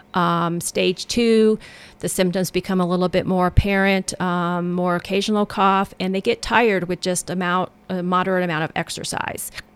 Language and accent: English; Colorado, United States; now in Tennessee, United States; I'm from Colorado